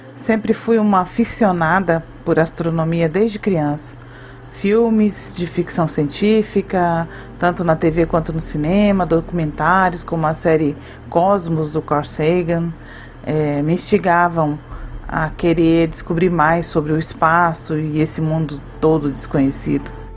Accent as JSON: {"language": "Portuguese", "town": "Campo Grande", "region": "Mato Grosso do Sul", "country": "Brazil", "tie": "born or raised there", "said": "sou natural de Campo Grande, Mato Grosso do Sul"}